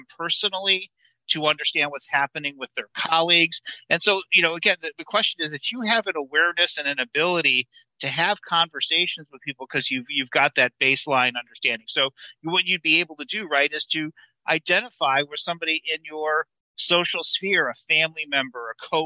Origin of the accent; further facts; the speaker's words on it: Michigan, United States; I'm from Michigan.